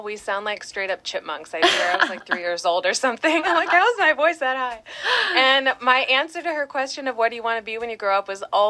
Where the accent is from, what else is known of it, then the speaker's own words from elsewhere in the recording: Long Beach, California, United States; So I was born in Long Beach and I come from a long generation of Californians, so it just makes sense that I stay put here.